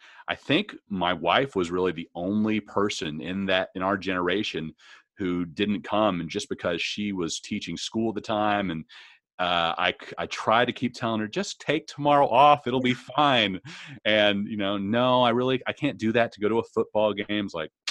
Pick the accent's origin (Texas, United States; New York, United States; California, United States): Texas, United States; Arlington; And, you know, it's in my hometown where I grew up, yeah. Arlington.